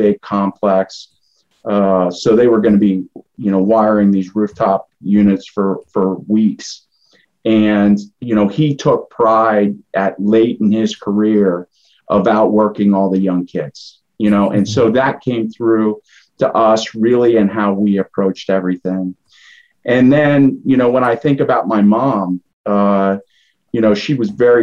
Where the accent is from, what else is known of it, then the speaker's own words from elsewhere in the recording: Lemoyne, Pennsylvania, United States; I grew up in Limoin, Pennsylvania, which is a suburb of Harrisburg